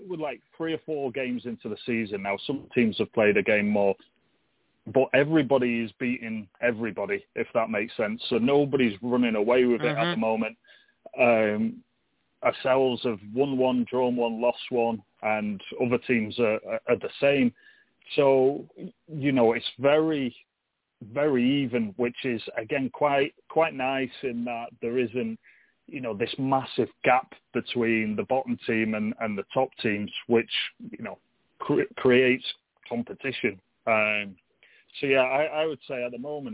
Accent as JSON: {"language": "English", "region": "England", "country": "United Kingdom", "moved": "yes", "lives_now": "United States", "said": "I'm English, and that's obviously where my roots are"}